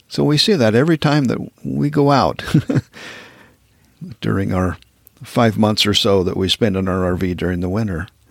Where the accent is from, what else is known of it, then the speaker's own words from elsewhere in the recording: Wyoming, United States; moved away as an adult; also born or lived in Texas / southern Utah; now in Montana, United States; I grew up in Wyoming